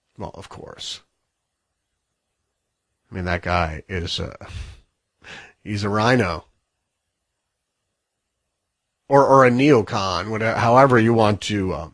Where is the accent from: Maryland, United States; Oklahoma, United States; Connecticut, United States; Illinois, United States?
Connecticut, United States; This is from my home state.